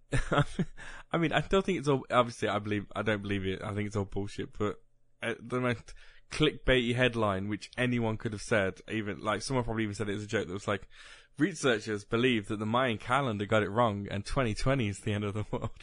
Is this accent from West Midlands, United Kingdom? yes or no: yes; West Midlands, United Kingdom; we're literally in the part of the country that if you went to Manchester, they would call us Southerners